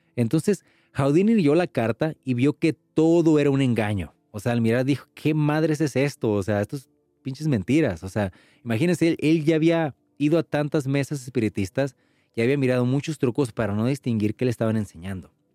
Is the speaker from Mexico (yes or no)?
yes; Mexico; los que somos mexicanos